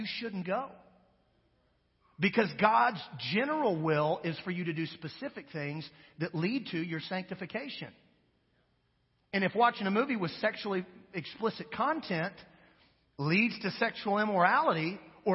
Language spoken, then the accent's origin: English; Wichita, Kansas, United States; now in Monroe, United States; my hometown of Wichita, Kansas